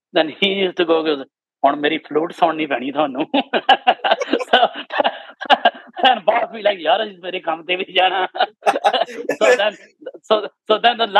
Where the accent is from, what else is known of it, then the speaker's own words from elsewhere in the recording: Canada; moved away; growing up in Canada